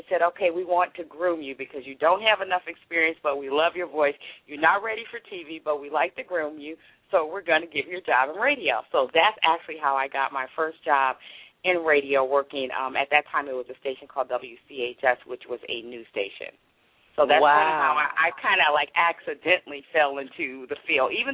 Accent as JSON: {"language": "English", "town": "Chicago", "region": "Illinois", "country": "United States", "also_born_or_lived": "Charleston, West Virginia", "moved": "as an adult", "said": "Right, I am from Chicago, um, but I actually ended up starting my career, as I said, in West Virginia. I was married at the time, and we had moved to um, Charleston, West Virginia"}